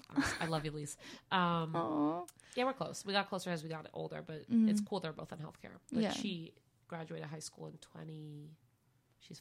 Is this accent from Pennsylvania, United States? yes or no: yes; Doylestown, Pennsylvania, United States